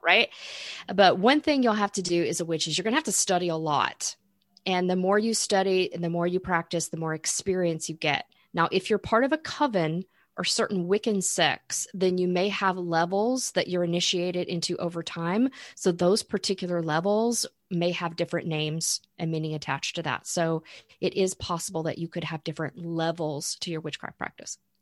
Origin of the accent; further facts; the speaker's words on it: Florida, United States; I grew up in Florida